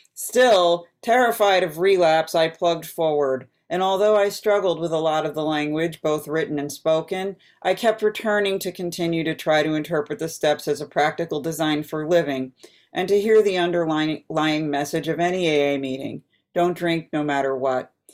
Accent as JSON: {"language": "English", "region": "East Coast", "country": "United States", "tie": "born or raised there", "said": "I grew up on the East Coast"}